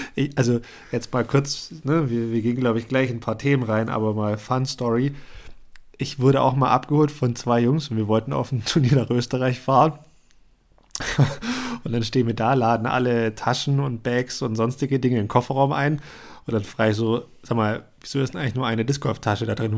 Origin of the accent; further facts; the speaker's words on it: Germany; bei uns in Deutschland